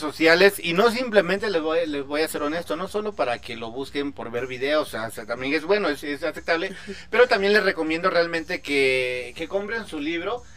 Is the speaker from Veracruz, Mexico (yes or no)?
no; Chiapas, Mexico; estoy de Chiapas